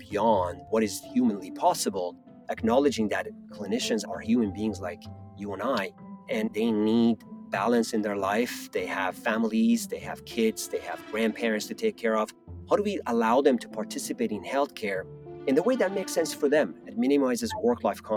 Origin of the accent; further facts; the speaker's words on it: Iran; moved away; I grew up in Iran, and I was there for the 8 years of Iran-Iraq war.